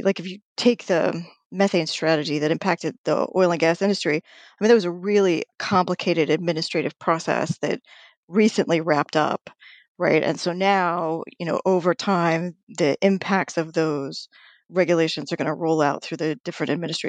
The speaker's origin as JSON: {"language": "English", "region": "New Mexico", "country": "United States", "tie": "born or raised there", "said": "I was born in New Mexico, so great love for the land of enchantment."}